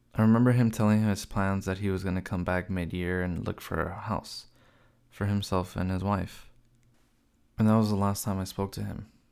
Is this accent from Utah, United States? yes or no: no; Los Angeles, California, United States; I was born in Los Angeles, out of a family of five